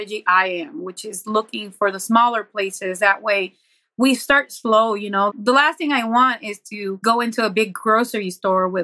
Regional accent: Buffalo, New York, United States; I was from Buffalo

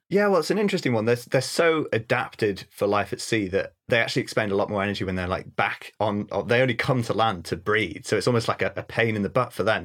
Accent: North Wales, United Kingdom; also born or lived in Bardsey Island; I'm from North Wales originally and s, have spent half of my life on a tiny little island off the Llun Peninsula

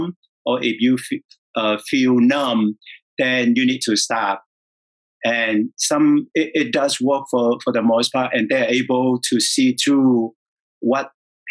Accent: Vietnam; moved away; I was born and raised in Vietnam

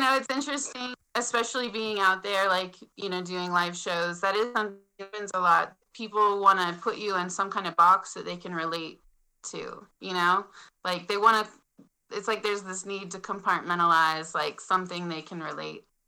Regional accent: Utah, United States; now in Montana, United States; I was born in Utah

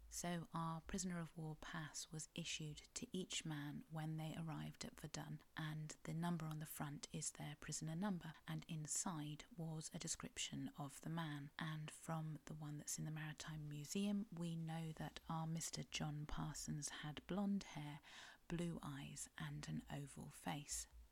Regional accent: Cornwall, South West England, United Kingdom; I'm a Cornish writer

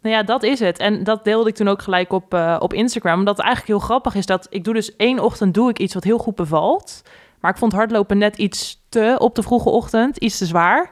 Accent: Gouda, South Holland, Netherlands; moved away as an adult; also born or lived in The Hague / De Bilt / Utrecht; now in Leersum, Netherlands; wij zijn geboren in Den Haag. Daarna zijn we naar Gouda verhuisd, al relatief snel

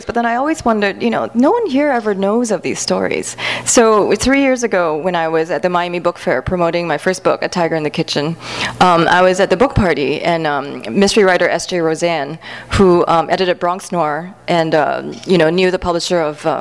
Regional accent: Singapore; moved away as an adult; now in United States; I grew up in Singapore

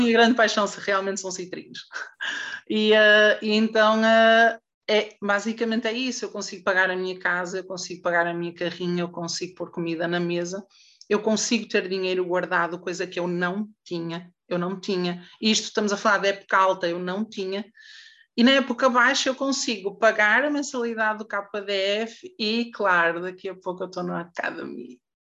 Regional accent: Santa Maria da Feira, Norte, Portugal; Eu sou de Santa Maria da Feira

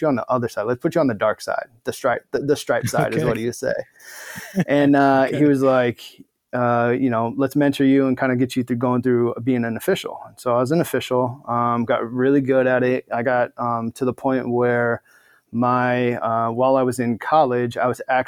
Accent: Omaha, Nebraska, United States; moved away as an adult; also born or lived in Florida / Washington / Albuquerque, New Mexico / Ohio; now in Bay Area, United States; I'm originally from Omaha, Nebraska, born and raised in the Cornhusker State, just growing up in Omaha

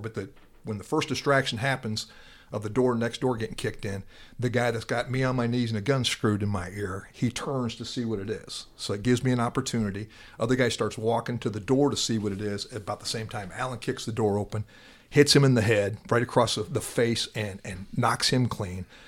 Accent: Atlantic, Iowa, United States; moved away as an adult; also born or lived in South Dakota; now in Dallas, United States; from my hometown, Atlantic, Iowa

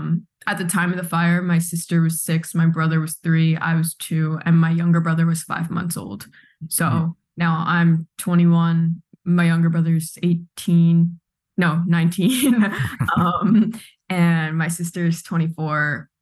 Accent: Pearl River, New York, United States; For anyone who knows Pearl River, it really just is like everyone's from Ireland, a few people from England. I'm 100% Irish

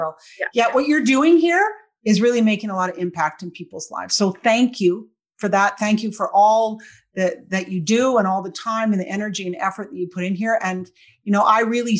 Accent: Victoria, British Columbia, Canada; now in Kelowna, Canada; I grew up in Victoria, and now I live in Kelowna

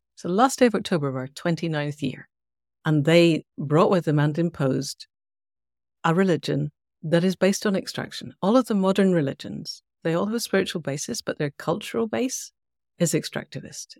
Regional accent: Scotland, United Kingdom; I'm Scottish. I was in Scotland at the time.

